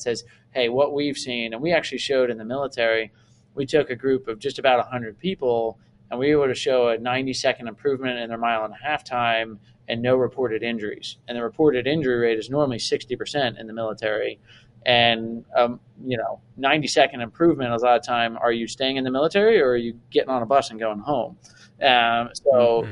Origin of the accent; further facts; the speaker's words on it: Delaware, United States; I grew up in yeah in Delaware